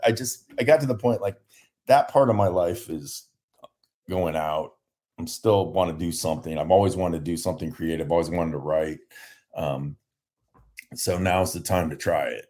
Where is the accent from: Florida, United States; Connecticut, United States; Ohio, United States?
Ohio, United States; now in San Diego, United States; I'm from Ohio